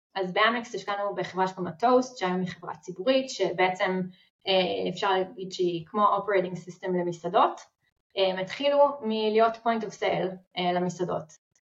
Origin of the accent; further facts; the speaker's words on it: Israel; אנחנו ישראלים